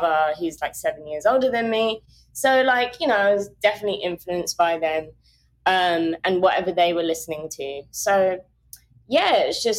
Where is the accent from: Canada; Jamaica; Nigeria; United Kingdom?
United Kingdom; Croydon, London; accent: Croydon; moved away as an adult; now in New York, United States; I'm from London. I'm proper London. I'm from South London. I'm from a place called Croydon